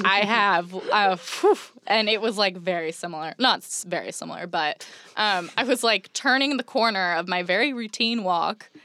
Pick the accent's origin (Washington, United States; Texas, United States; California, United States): California, United States; Orange County; moved away as an adult; now in Los Angeles, United States; growing up in Orange County, it was, like, beautiful place to grow up